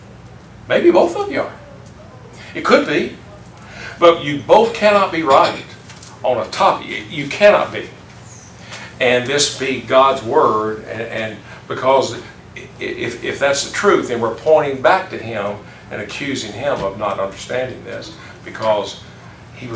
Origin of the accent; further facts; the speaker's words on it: the South, United States; I growing up in the South